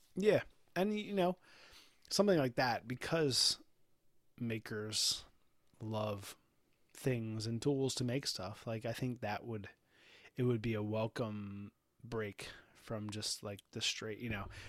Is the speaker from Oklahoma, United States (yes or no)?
no; Baltimore, Maryland, United States; we're from Baltimore, Baltimore